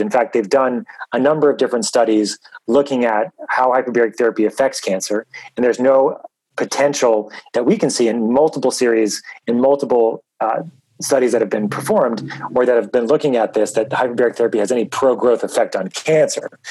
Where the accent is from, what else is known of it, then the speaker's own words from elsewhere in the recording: New York, United States; I grew up in New York